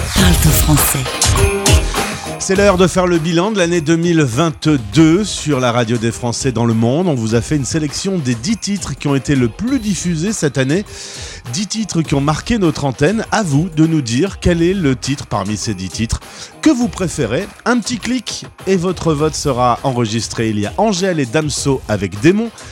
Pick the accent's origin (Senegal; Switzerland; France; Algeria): France; chez nous en France